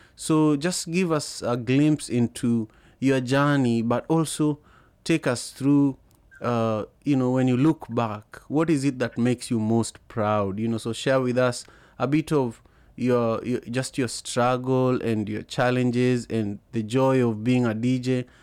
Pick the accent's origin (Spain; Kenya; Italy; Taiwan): Kenya; moved away as an adult; also born or lived in Liberia; growing up in Kenya